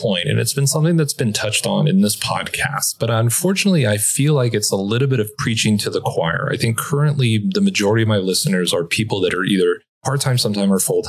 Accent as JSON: {"language": "English", "town": "Los Angeles", "region": "California", "country": "United States", "said": "I'm like, no, I'm originally from Los Angeles"}